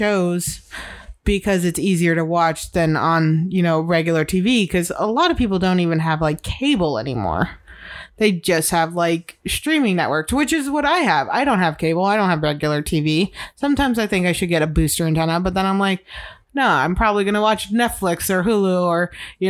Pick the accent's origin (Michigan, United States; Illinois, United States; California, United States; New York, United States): Illinois, United States; I am from middle America. I'm from Illinois